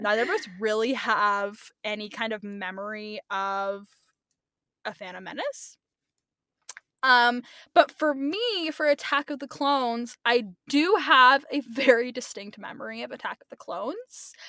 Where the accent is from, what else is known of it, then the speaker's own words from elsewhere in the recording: California, United States; I'm Brooklyn. Um, I grew up in California.